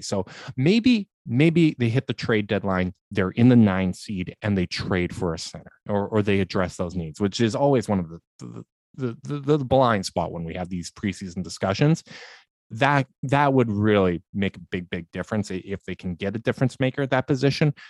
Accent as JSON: {"language": "English", "country": "Canada", "said": "a Canadian"}